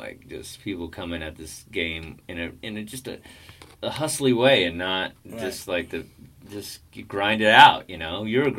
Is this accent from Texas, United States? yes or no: yes; Texas, United States; I'm from Texas.